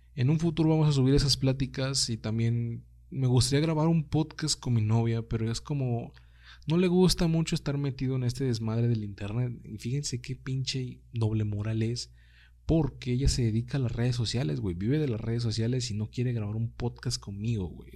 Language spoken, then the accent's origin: Spanish; Mexico; accent: Mexican; moved away; los mexicanos no hablamos tanto así como realmente lo hacen ustedes